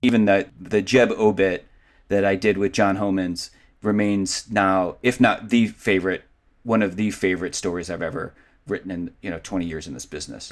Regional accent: Cleveland, Ohio, United States; I grew up in Cleveland

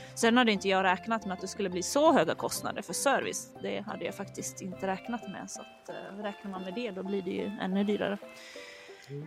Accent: Sweden; also born or lived in Stockholm; vi svenskar

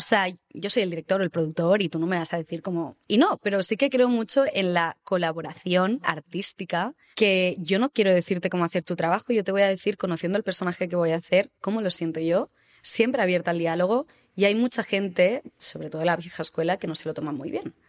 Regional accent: Barcelona, Catalonia, Spain; moved away as an adult; now in Madrid, Spain; soy actriz, soy de Barcelona, hace cinco años que me mudé a Madrid

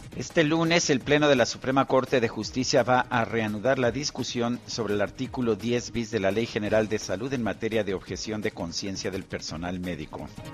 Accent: Mexico City, Mexico; yo aquí nací en Chilangolandia y aquí he vivido casi toda mi vida

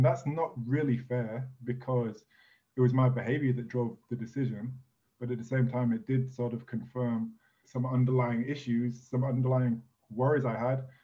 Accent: England, United Kingdom; moved away as an adult; also born or lived in United States / France / Italy; I'm an English citizen, born and raised, but left England when I was 18

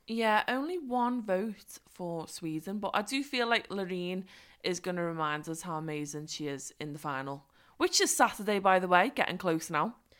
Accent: Liverpool, North West England, United Kingdom; moved away; I am just in my hometown, but I'm so excited. I'm like, "Oh, I can't believe I'm in Liverpool."

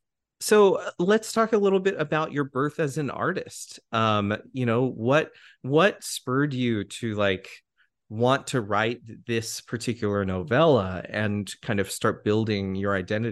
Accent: Colorado, United States; So I grew up in Colorado. That was where I spent most of my childhood, you know, and I grew up in a community that at the time was growing

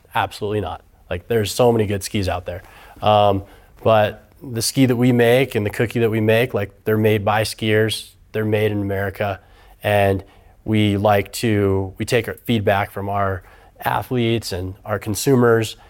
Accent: Auburn, California, United States; moved away as an adult; also born or lived in Hawaii; now in Reno, United States; I grew up on the other side of the Sierra Nevada Mountains in Northern California in Auburn and came to U N R.

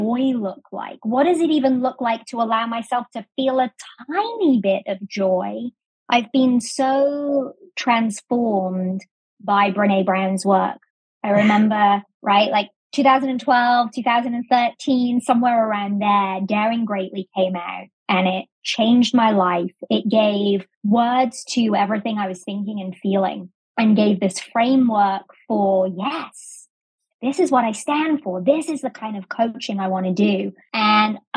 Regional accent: England, United Kingdom; accent: English; moved away as an adult; also born or lived in Sheffield; now in United States; So I was born in America. I was raised in England, went to university there, and then moved to the States when I was about 22

